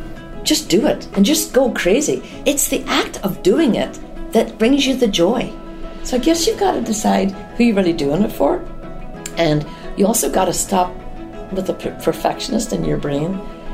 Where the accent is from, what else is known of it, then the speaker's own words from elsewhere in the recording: Newry, Northern Ireland, United Kingdom; now in Atlanta, United States; From Northern Ireland. I was born in a little town called Newry in County Down.